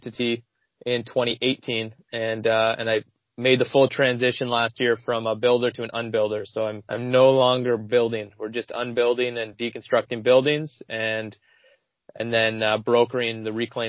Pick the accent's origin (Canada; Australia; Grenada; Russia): Canada; Ottawa, Ontario; also born or lived in Kingston, Ontario; So I grew up in Ontario. I grew up in Ottawa and then Kingston